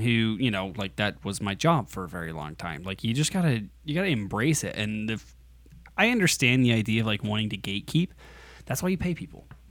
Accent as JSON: {"language": "English", "country": "United States", "said": "I'm an American"}